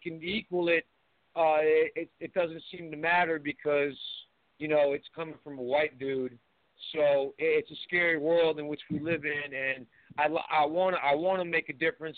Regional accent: Cambridge, Massachusetts, United States; I grew up in in Cambridge, Massachusetts, Western Western Square, in, the, in the mid 70s

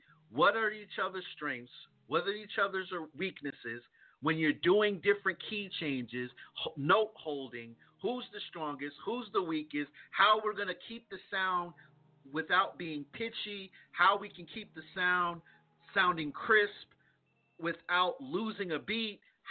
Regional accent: East Coast, United States; I'm from the East Coast

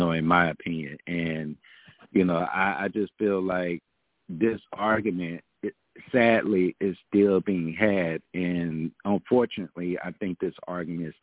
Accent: Arkansas, United States; moved away; my pastors and my leaders from my hometown church back home in Arkansas

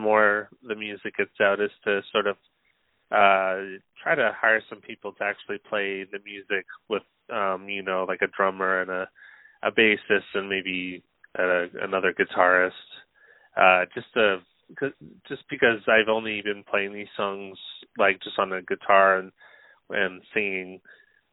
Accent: Vancouver Island, British Columbia, Canada; now in Vancouver, Canada; I'm currently living in Vancouver, BC. I've lived on the Vancouver Island most of my life

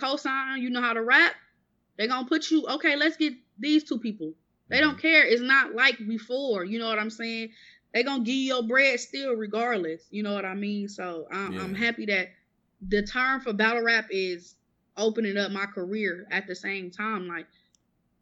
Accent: Milwaukee, Wisconsin, United States; accent: country; I'm from Milwaukee

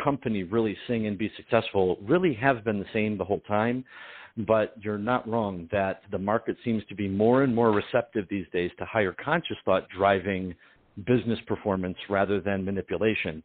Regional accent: Detroit, Michigan, United States; My family's Sicilian, Ukrainian, and I'm from Detroit.

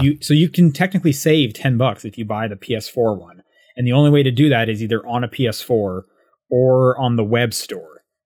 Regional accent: Calgary, Alberta, Canada; moved away; I'm from Calgary

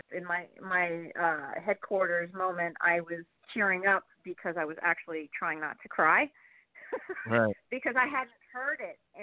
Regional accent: New York, United States; as a New Yorker

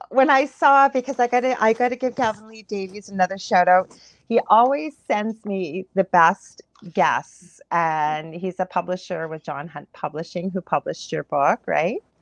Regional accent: Canada; I'm a Canadian clairvoyant medium

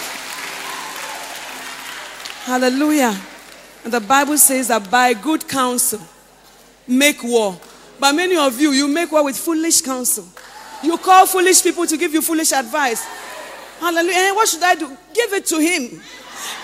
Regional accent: Western Region, Ghana; I came from the Western region.

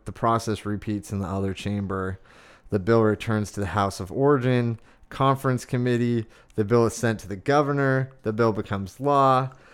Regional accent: Arizona, United States; growing up in Arizona, like, I remember going out and shooting guns when I was a teenager.

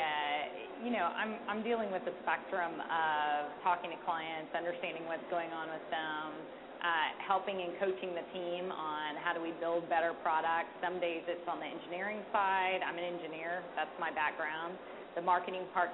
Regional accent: the South, United States; I'm from the South

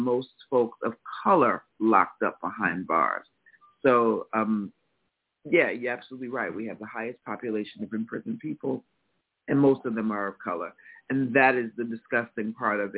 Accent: United States; as American people

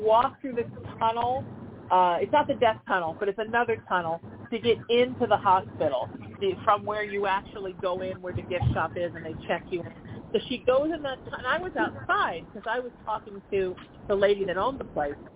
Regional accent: Huntington Beach, California, United States; I grew up in Huntington.

